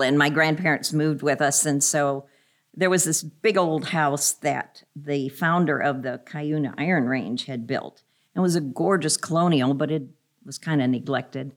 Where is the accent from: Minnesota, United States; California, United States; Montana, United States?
Minnesota, United States; Minneapolis; I grew up in Minneapolis